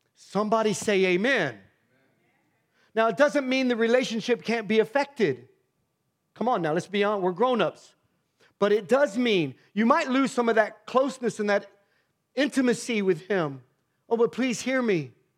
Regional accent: Miamisburg, Ohio, United States; I grew up in Myamisburg, Ohio, in the worst part of that town

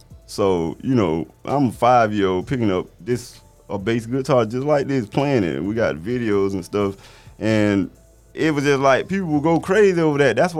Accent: Sardis, Georgia, United States; also born or lived in Augusta, Georgia; I was born in Augusta, Georgia. I was raised in a small town called Sardis, Georgia.

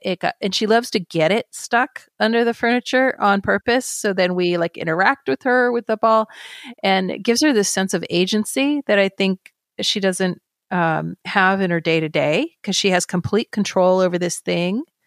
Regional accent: Carmel Valley, California, United States; also born or lived in San Francisco; Then we would relocate back to my hometown in Carmel Valley

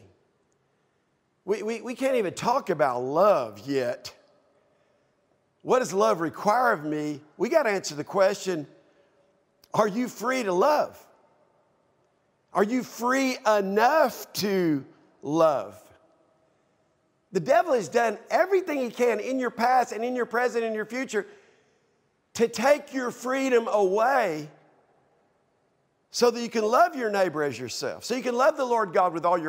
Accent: United States

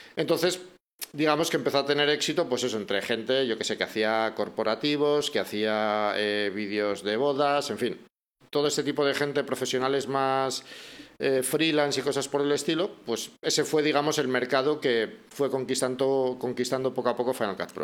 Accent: Bilbao, Basque Country, Spain; moved away as an adult; also born or lived in Madrid; now in Salamanca, Spain; volví a Bilbao, que es mi ciudad natal, yo soy de Bilbao, aunque ahora mismo vivo en Salamanca

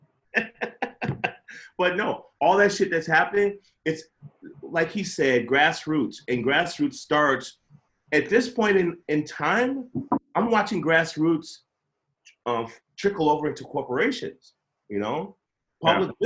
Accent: Chicago, Illinois, United States; moved away; I grew up in Chicago where there was ghetto birds all the time over the West Side with spotlights.

